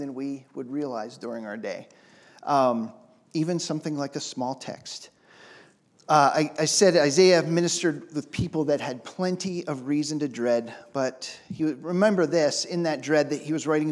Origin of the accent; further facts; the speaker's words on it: Pittsburgh, Pennsylvania, United States; I'm from Pittsburgh.